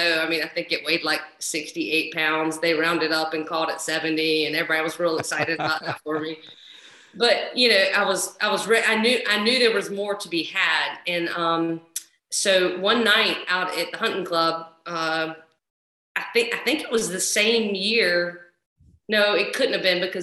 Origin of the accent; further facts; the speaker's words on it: Columbia, South Carolina, United States; also born or lived in Charleston, South Carolina; now in Camden, United States; I grew up in Columbia, South Carolina